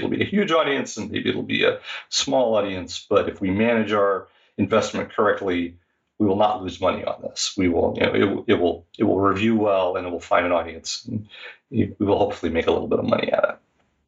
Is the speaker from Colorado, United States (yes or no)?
no; Pennsylvania, United States; moved away as an adult; also born or lived in Ohio; now in Seattle, United States; So I was going to school in Ohio State, in the middle of the country. And I grew up in Pennsylvania.